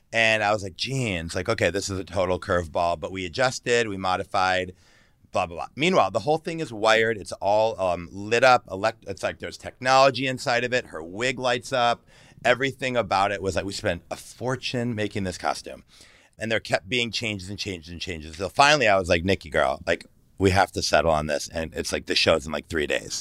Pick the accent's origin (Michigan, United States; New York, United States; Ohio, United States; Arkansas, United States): Michigan, United States; Detroit; moved away as an adult; also born or lived in Los Angeles; now in San Francisco, United States; I grew up in Detroit, Michigan